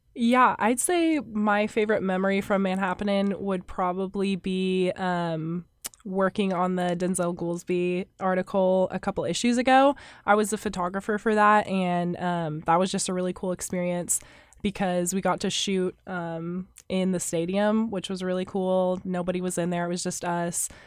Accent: Wichita, Kansas, United States; now in Manhattan, Kansas, United States; I'm from Wichita, Kansas

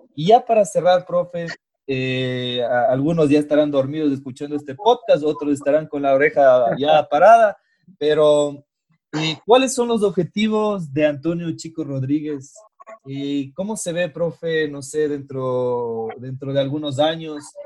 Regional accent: Ecuador; eso es lo que nos falta, creo que a los ecuatorianos

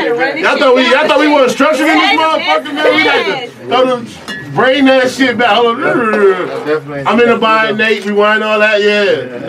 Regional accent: Rochester, New York, United States; I'm from Rochester, New York.

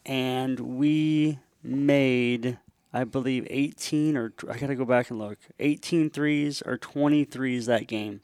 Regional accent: Tri-Cities, Washington, United States; I'm a Washingtonian, uh, born and raised in Washington State, uh, place called the Tri-Cities, Richland, Pasco, Kennewick

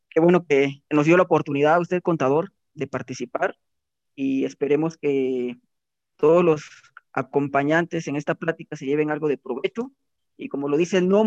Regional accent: Oaxaca, Mexico; moved away as an adult; now in Tlaxcala, Mexico; somos este originarios de Oaxaca y estudiamos ah, la, licenciatura y pero actualmente pues el trabajo nos, nos trajo hasta acá Tlaxcala y aquí estamos.

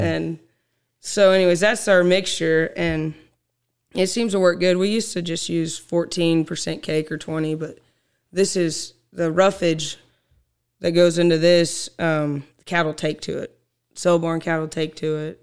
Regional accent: Lenapah, Oklahoma, United States; I was born and raised in Lenapaw, Oklahoma

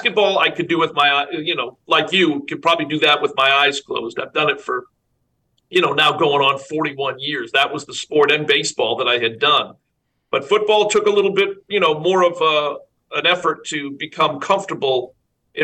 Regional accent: Boston, Massachusetts, United States; now in Atlanta, United States; I grew up in Boston, or the Boston area.

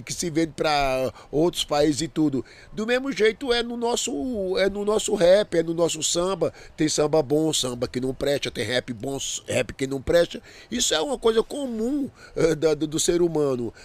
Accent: Brazil; eu sou brasileiro

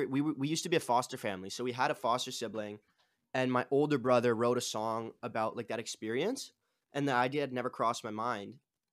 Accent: Toronto, Ontario, Canada; I'm from Toronto, Canada, like just outside of it, in a city, like a suburb, I guess, outside of it.

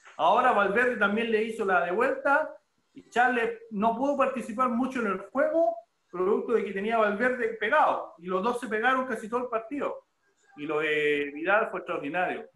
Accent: Chile

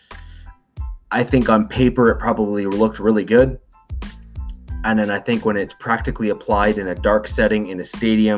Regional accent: Toronto, Ontario, Canada; also born or lived in Scarborough; I'm from the GTA. That's Greater Toronto Area

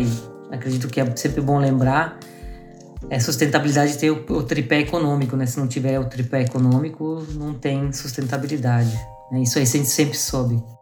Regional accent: Garibaldi, Rio Grande do Sul, Brazil; now in Florianópolis, Brazil; sou gaúcho, né? Eu tô morando aqui em Floripa, mas eu sou da serra aí de, de Garibaldi, né? De originado, então eu nasci, cresci aí no interior aí do estado

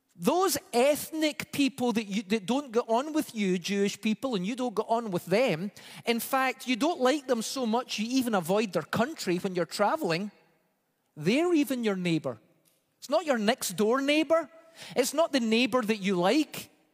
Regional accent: Scotland, United Kingdom; moved away; growing up in Scotland

